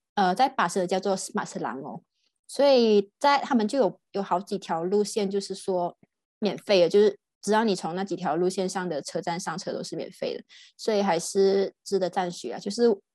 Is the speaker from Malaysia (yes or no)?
yes; Malaysia; now in Germany; 我现在在新加坡，然后我来自马来西亚柔佛马耶波